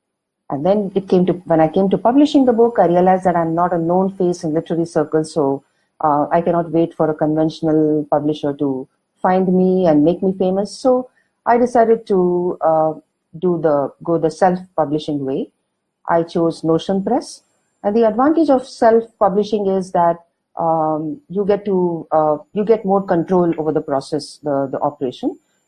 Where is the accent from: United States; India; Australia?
India; Mysuru, Karnataka; first language Kannada; English is a second language; I am from Karnataka. I was born in Mysuru, so Kannada is my mother tongue.